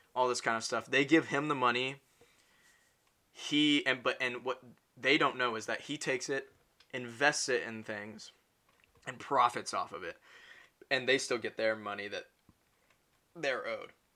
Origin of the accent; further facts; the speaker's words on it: United States; I'm American